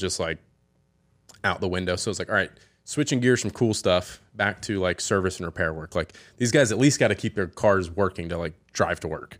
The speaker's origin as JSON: {"language": "English", "town": "Hilton Head Island", "region": "South Carolina", "country": "United States", "tie": "born or raised there", "said": "growing up here"}